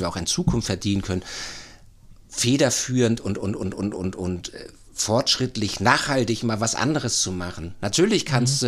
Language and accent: German; Uetersen, Schleswig-Holstein, Germany; moved away as an adult; also born or lived in Seestermühe / Hamburg; now in St. Peter-Ording, Germany; Ich bin gebürtiger Uetersener, die Rosenstadt Uetersen in der Baumschulgegend